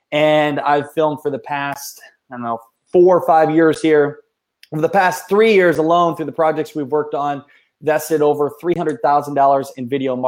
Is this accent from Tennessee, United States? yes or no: no; Iowa, United States; we're related, obviously, because we're from Iowa